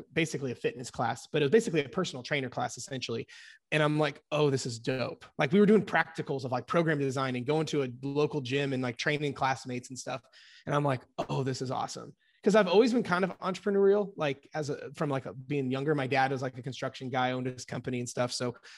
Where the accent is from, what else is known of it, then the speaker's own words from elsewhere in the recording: Indiana, United States; I'm 29 from Indiana here in the States, and been coaching about a decade.